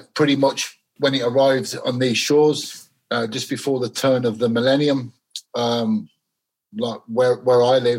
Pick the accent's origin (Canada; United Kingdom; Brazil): United Kingdom; Birmingham, West Midlands; also born or lived in Glasgow; I was born in Glasgow. My parents were Scottish. I lived there till I was a young boy. Lived there till I was about 9 years old, and then my mum remarried, and then I grew up in moved to Birmingham.